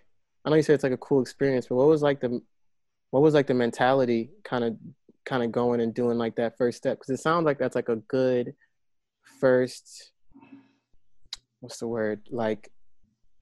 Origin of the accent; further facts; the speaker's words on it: North Carolina, United States; now in Los Angeles, United States; I'm from North Carolina